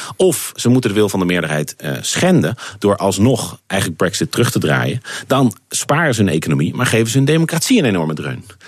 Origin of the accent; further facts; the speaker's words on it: Netherlands; moved away as an adult; also born or lived in United Kingdom; ik ben een Nederlander, ik blijf een Nederlander.